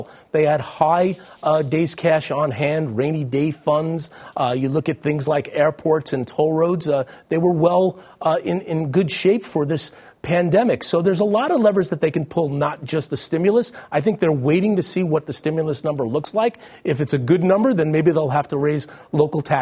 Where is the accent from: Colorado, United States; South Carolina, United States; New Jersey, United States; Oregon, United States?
New Jersey, United States; my home state of New Jersey